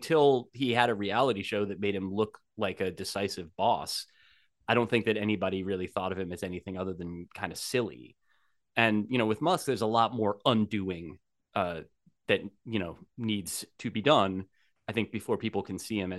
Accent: New Jersey, United States; as I grew up in New Jersey

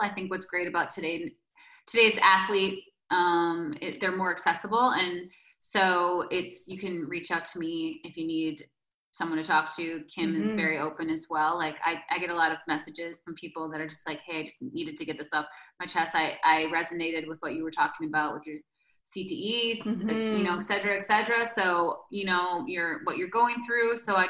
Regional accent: Green Bay, Wisconsin, United States; I still have the pizza with ranch once in a while, you know, because, you know, I'm from Green Bay.

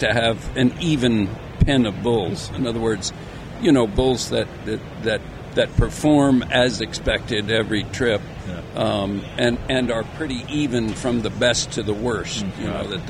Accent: Fort Collins, Colorado, United States; I was born in Fort Collins, Colorado in 1954

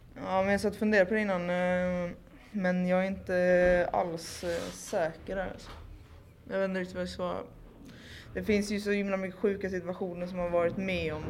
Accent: Malmö, Skåne, Sweden; now in Stockholm, Sweden; från Malmö, numera bosatt i Stockholm.

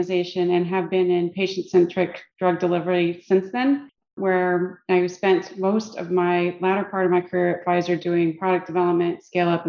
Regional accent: Midwest, United States; moved away; I come from the Midwest

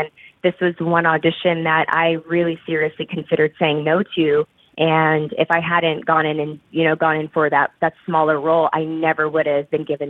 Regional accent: Fort Hood, Texas, United States; born there; I was born in Fort Hood, Texas, and I was raised military. My mom was in the Army.

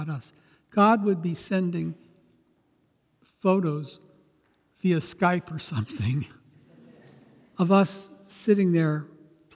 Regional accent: Los Angeles, California, United States; I grew up in Transfiguration Parish in South Central L.A. near Crenshaw in Santa Barbara, now Martin Luther King

